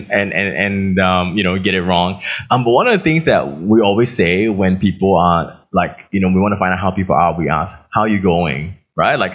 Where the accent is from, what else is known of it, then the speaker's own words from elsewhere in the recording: Australia; It's like, oh, I'm from Australia.